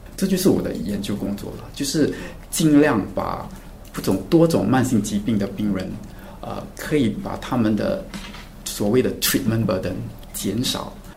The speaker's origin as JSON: {"language": "Chinese", "country": "Singapore", "tie": "born or raised there", "said": "我从小在新加坡长大"}